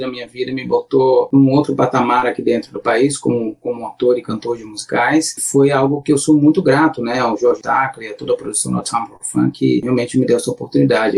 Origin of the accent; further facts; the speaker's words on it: Santo Amaro da Imperatriz, near Florianópolis, Santa Catarina, Brazil; moved away; eu sou de Santa Amaro, uma, tá? uma cidade que é do lado de Floripa